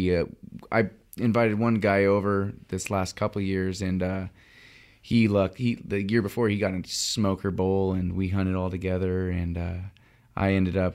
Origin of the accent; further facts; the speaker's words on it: Redding, California, United States; Redding, California